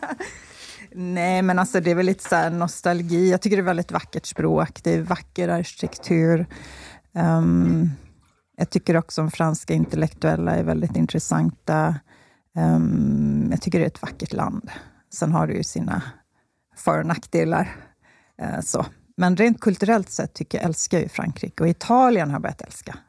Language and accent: Swedish; Slite, Gotland, Sweden; accent: Gotlandic; moved away; also born or lived in Skåne; Jag är uppvuxen på Gotland